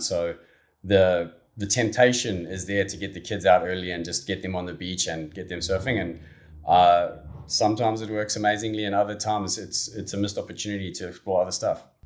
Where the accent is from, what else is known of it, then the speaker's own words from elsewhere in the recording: Durban, KwaZulu-Natal, South Africa; growing up in, in and around Durban